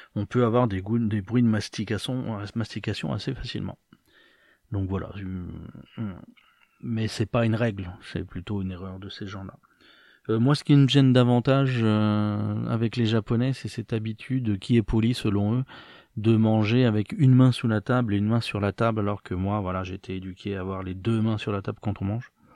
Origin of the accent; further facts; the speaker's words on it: France; moved away; dans ma jeunesse en France